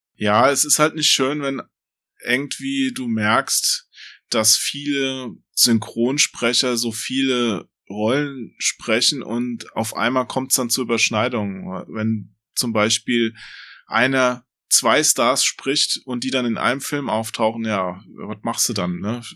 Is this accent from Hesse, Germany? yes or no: yes; Limburg an der Lahn, Hesse, Germany; bei uns in Limburg